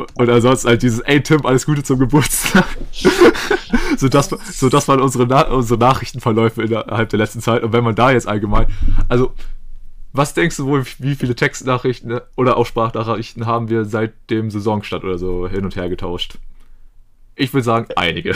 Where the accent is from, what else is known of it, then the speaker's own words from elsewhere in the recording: Germany; als Deutscher